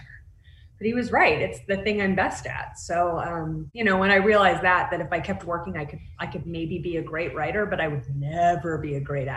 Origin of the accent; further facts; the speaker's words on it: Texas, United States; also born or lived in New York; now in Los Angeles, United States; I grew up in Texas